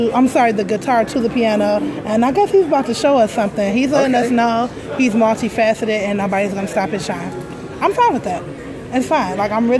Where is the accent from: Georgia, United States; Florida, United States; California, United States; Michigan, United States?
Michigan, United States; Detroit